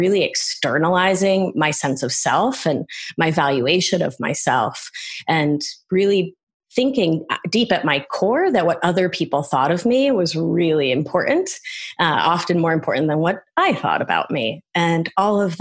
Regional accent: Providence, Rhode Island, United States; also born or lived in Argentina; I grew up right down the street from Moses Brown

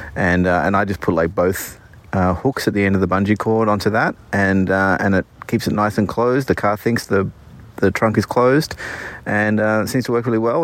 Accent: Australia; moved away as an adult; now in Bay Area, United States; we're from Australia, and, uh, we moved here two years ago

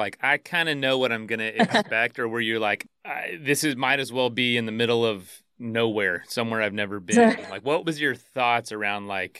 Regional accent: Florida, United States; So I'm from Florida.

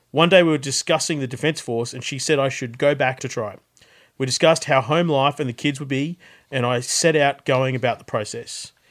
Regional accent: Australia; Bit of a background about my family and how I was brought up in Australia.

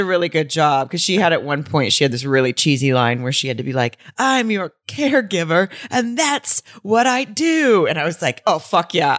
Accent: the South, United States; I'm from the South.

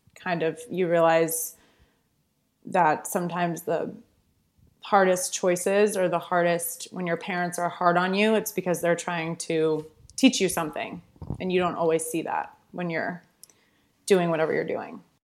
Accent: Wellesley, Massachusetts, United States; moved away as an adult; also born or lived in New York; I grew up in Wellesley, Massachusetts, right outside Boston

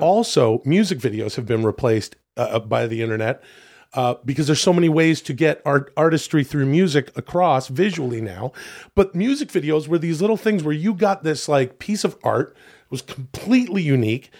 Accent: Canada; where I grew up in Canada

